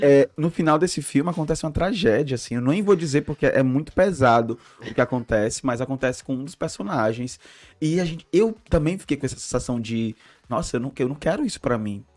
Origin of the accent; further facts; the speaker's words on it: Ceará, Brazil; somos cearenses